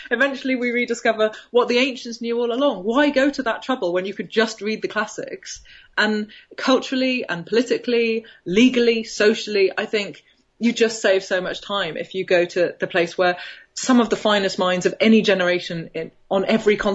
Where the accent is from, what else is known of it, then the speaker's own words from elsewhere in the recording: Birmingham, West Midlands, United Kingdom; now in London, United Kingdom; I grew up in Birmingham, which is about 100 miles north of uh, London